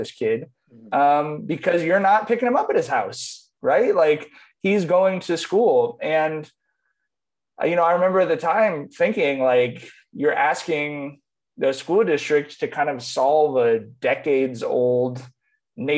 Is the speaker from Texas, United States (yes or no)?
no; Long Beach, California, United States; I grew up in East Long Beach.